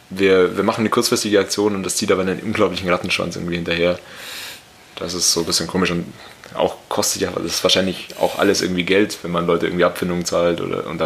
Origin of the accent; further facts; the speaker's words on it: Scotland, United Kingdom; German is a second language; Ich habe das jetzt auch nach meinem besten Wissen als Schotte.